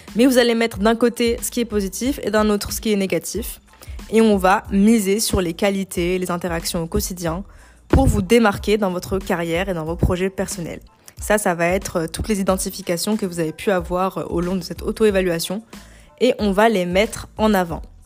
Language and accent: French; Algeria; moved away as an adult; now in France; je suis algérienne, je suis arrivée en France il y a 8 ans